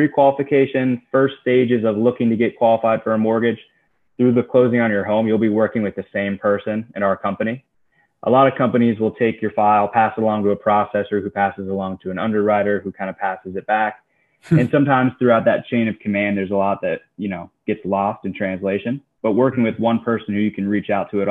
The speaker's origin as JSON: {"language": "English", "region": "Florida", "country": "United States", "said": "I'm from Florida, like I said, but my dad's from right outside Pittsburgh."}